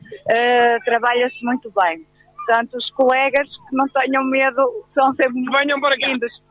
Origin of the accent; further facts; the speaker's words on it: Oliveira de Frades, Viseu, Portugal; also born or lived in Cinfães; Eu sou da zona de Viseu, Oliveira de Frades.